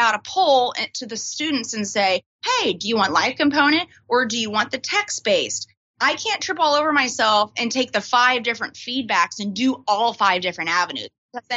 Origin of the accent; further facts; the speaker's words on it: Texas, United States; now in Washington, D.C., United States; I'm actually from Texas.